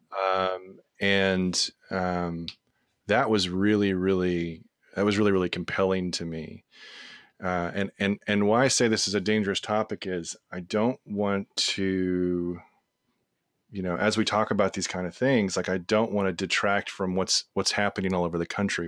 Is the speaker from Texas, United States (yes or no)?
yes; Texas, United States; we're from Texas